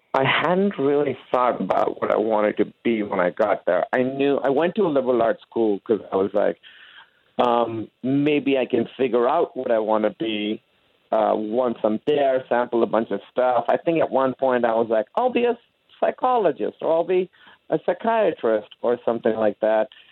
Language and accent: English; Pakistan; moved away as an adult; also born or lived in Grinnell, Iowa; I came from Pakistan, and our academic system there was so much harder than uh, college was